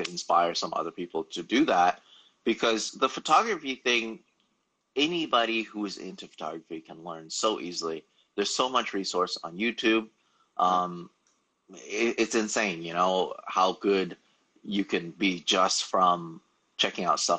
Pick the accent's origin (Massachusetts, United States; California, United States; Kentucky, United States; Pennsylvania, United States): California, United States; Los Angeles; I've pretty much failed every single English class that I've taken here, growing up in Los Angeles